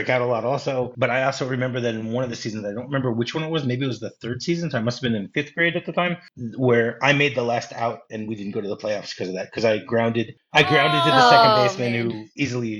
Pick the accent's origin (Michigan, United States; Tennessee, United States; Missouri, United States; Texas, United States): Michigan, United States; moved away; also born or lived in New Jersey; I grew up in Michigan